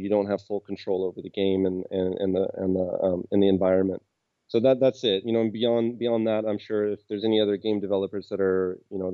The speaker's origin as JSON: {"language": "English", "town": "Seattle", "region": "Washington", "country": "United States", "moved": "as an adult", "lives_now": "Krakow, Poland", "said": "I'm from Seattle, and I'm in Krakow right now"}